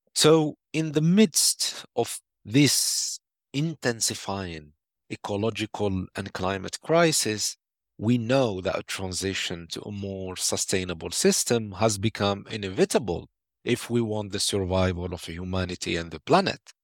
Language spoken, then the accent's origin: English; Algeria; my home country, Algeria